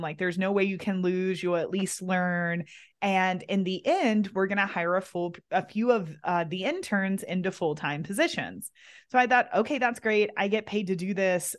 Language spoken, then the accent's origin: English; Kentucky, United States; moved away as an adult; it's been fun to come back and be in my hometown, be with my family again